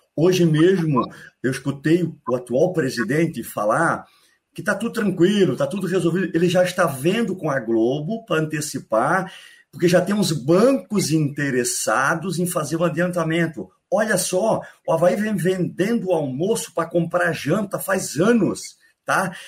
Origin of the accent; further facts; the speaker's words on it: Biguaçu, Santa Catarina, Brazil; also born or lived in Florianópolis; Eu sou natural de Florianópolis, manezinho da ilha, tá? mas me criei para ser minha infância e adolescência em Biguaçu